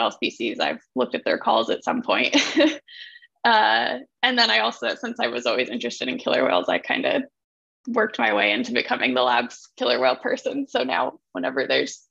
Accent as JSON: {"language": "English", "area": "Cape Cod", "region": "Massachusetts", "country": "United States", "tie": "born or raised there", "said": "I'm originally from Cape Cod, Massachusetts. So grew up on the water"}